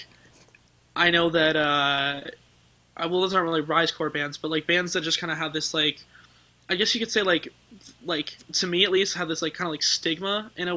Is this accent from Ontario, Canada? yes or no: yes; Hamilton, Ontario, Canada; I'm from Hamilton, Ontario, which is the same place that … is from